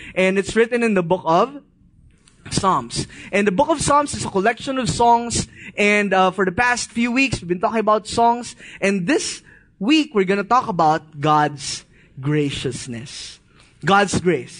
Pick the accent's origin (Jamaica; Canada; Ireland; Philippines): Philippines; As a Filipino, we grew up in this kind of mindset